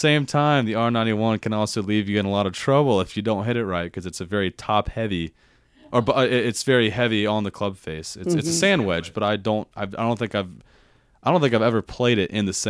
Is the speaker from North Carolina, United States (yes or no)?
yes; Raleigh, North Carolina, United States; moved away; growing up in Raleigh, North Carolina